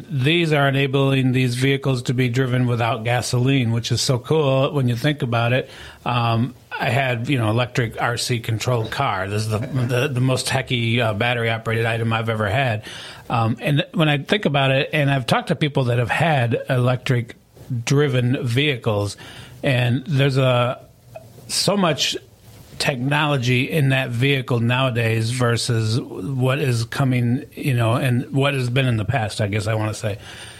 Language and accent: English; Lansing, Michigan, United States; now in Tennessee, United States; I came from Lansing, Michigan many, many moons ago, I think 1993. That makes me a resident of Tennessee now.